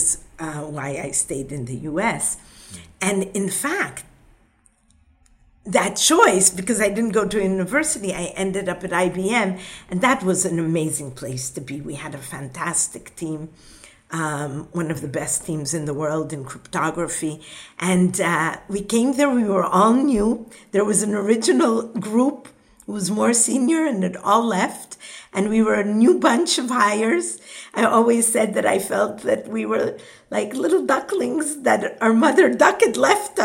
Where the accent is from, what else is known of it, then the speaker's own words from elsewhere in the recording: Israel; first language Hebrew; English is a second language; moved away as an adult; also born or lived in Boston, United States; now in United States; Growing up in Israel and living in Israel, the family, of course, is very important